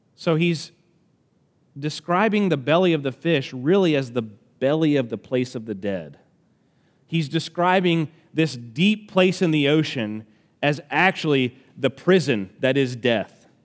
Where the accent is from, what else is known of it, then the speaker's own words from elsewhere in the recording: Alabama, United States; accent: country; I'm from Alabama, so this is gonna come out country